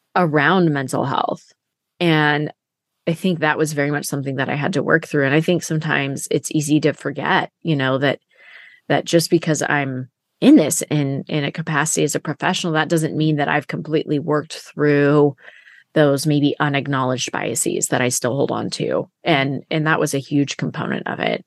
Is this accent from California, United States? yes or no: yes; Siskiyou County, California, United States; people cared that I was from Siskiyou County